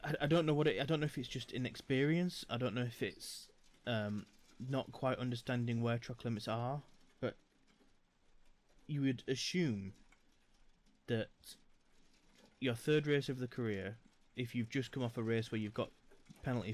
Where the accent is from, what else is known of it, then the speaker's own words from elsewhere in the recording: United Kingdom; we're British